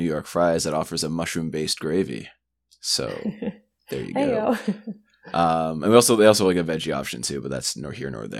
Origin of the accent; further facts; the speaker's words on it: Canada; Being a Canadian person, as we all are in the situation